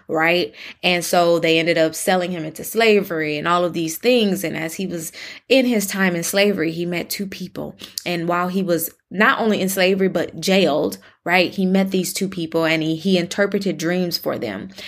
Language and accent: English; Michigan, United States; now in Texas, United States; in Michigan, my home state